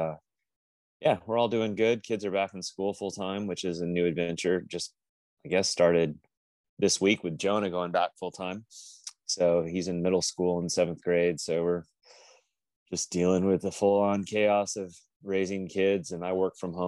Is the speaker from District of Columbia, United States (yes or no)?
no; Napa Valley, Northern California, United States; moved away as an adult; also born or lived in Lincoln, Nebraska / Folly Beach, South Carolina; now in Wrightsville Beach, United States; we moved from Lincoln when I was 3 out to the Napa Valley in Northern California. And ocean culture where I grew up wasn't really a thing